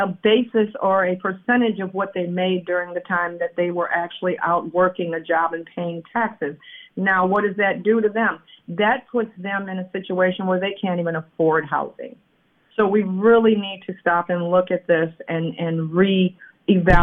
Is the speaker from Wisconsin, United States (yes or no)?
yes; Madison, Wisconsin, United States; I am from South Madison